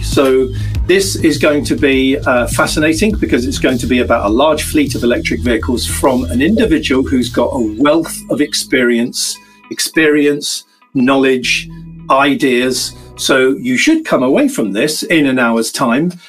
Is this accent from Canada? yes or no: no; United Kingdom; I'm British